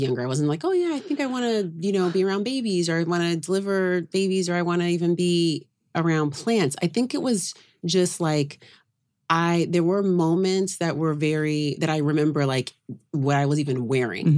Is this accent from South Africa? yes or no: no; Oakland, California, United States; now in New York, United States; I grew up in Oakland